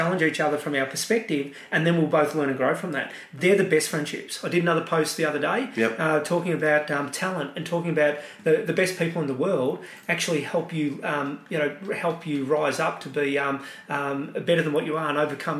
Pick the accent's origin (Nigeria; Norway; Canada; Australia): Australia; You know, and I don't like to say it, I'm Australian, but you've got to do deals.